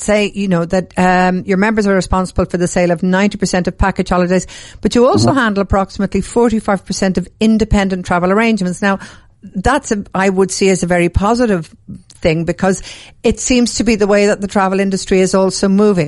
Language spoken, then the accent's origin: English; Dublin, Leinster, Ireland; I'm from Dublin